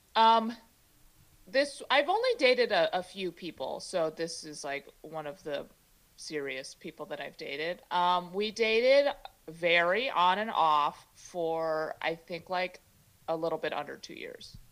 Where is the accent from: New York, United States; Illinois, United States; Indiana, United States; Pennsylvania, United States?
Illinois, United States; Chicago; first language Mandarin; English is a second language; now in San Francisco Bay Area, United States; I grew up in Chicago, but I didn't learn English till later